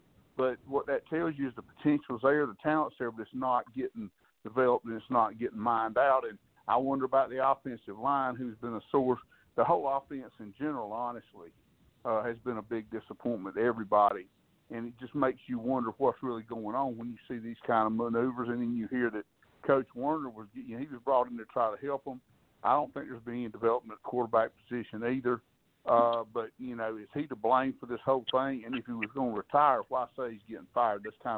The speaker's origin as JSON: {"language": "English", "region": "South Carolina", "country": "United States", "tie": "born or raised there", "said": "I grew up in South Carolina."}